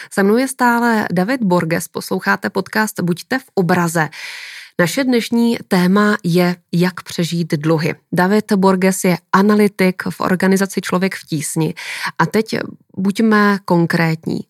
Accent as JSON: {"language": "Czech", "country": "Czechia"}